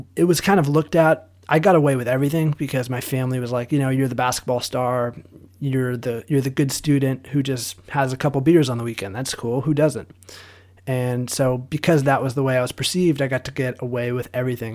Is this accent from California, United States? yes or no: yes; Southern California, United States; born and raised in Southern California